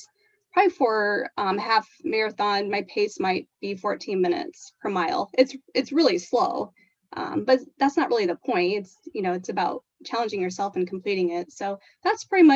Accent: Springfield, Illinois, United States; I have been born and raised in Springfield, Illinois

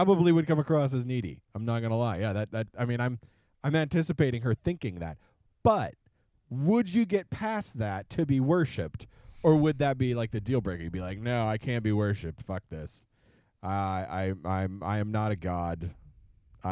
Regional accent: Oregon, United States; moved away; Born and raised in Oregon

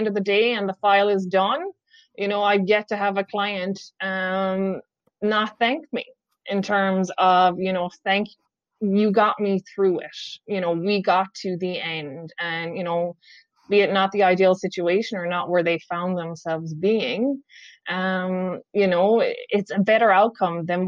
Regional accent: Ireland; also born or lived in Whitby, Ontario, Canada; now in Canada; us Irish people

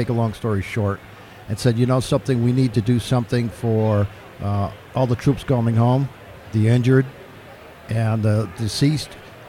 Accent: Sullington, Connecticut, United States; I'm from Sullington, Connecticut, and my post is in Sullington.

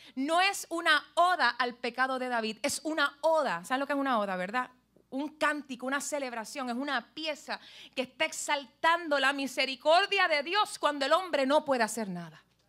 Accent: Puerto Rico; como somos todos puertorriqueños aquí

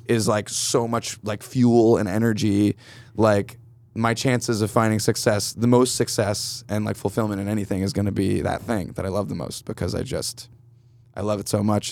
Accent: Canandaigua, New York, United States; now in Brooklyn, United States; I'm from outside of Rochester, New York, originally, upstate, um, Canandaigua, to be specific

